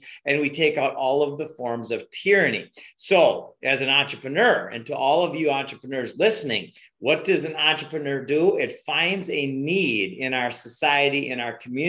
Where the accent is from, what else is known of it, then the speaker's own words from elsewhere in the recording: Minnesota, United States; moved away; also born or lived in Hawaii; I'm from Minnesota